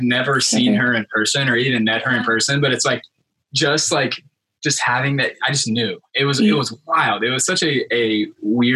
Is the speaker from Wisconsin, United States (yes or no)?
no; Georgia, United States; I'm from Georgia